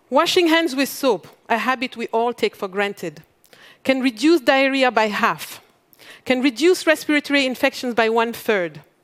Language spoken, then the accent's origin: English; Mali; I come from Mali